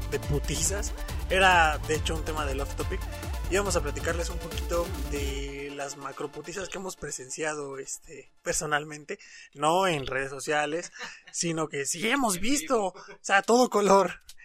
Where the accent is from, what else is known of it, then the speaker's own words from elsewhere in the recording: Mexico City, Mexico; mi queridísima CDMX, porque no, obviamente soy chilango